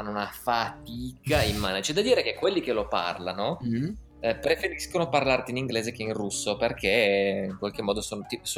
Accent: Piedmont, Italy; Noi piemontesi.

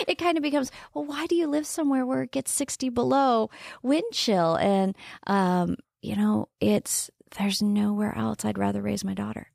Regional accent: Wayne, Nebraska, United States; now in South Dakota, United States; I grew up in Wayne, Nebraska

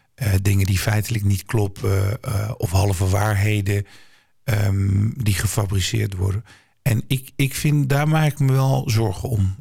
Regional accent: Nijmegen, Gelderland, Netherlands; Ik ben zelf geboren en getogen in Nijmegen, waar ik nog steeds woon.

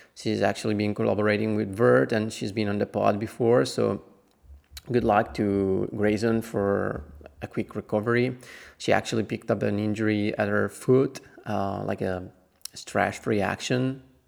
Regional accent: Italy; I'm actually from Italy

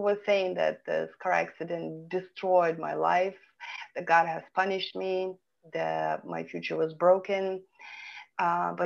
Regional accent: Vilnius, Vilnius County, Lithuania; English is a second language; moved away as an adult; now in California, United States; I was born and raised in Vilnius, Lithuania

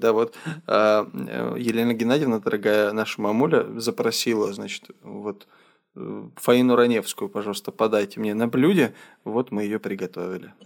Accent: Adygea, Russia; Я вырос в республике Адыгея

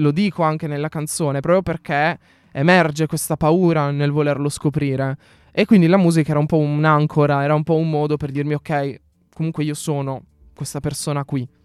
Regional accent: Apulia, Italy; moved away; also born or lived in Milan; io sono pugliese, che sono in Puglia

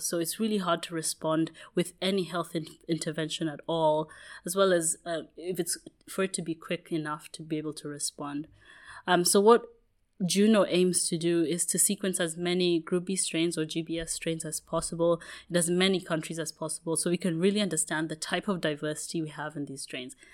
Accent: Kenya; moved away; also born or lived in United Kingdom; I grew up in Kenya

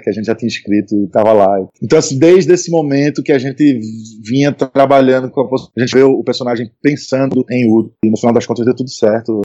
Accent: Northeast Region, Brazil; a gente é nordestino, e então a gente já sofreu, porra, eu sou branco, sou classe média, tá, mas eu sofro por conta do sotaque

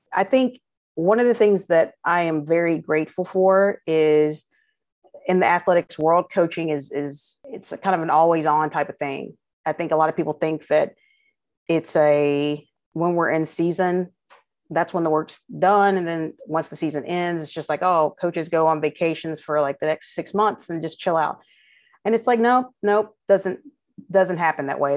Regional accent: Frankfort, Kentucky, United States; moved away; I'm from Frankfurt originally

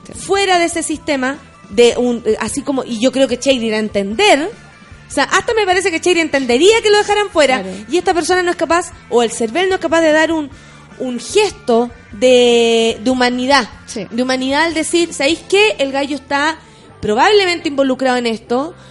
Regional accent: Chile; nosotros, como pueblo chileno

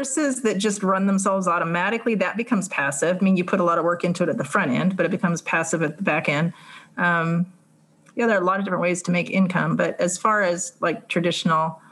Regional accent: California, United States; I'm from California

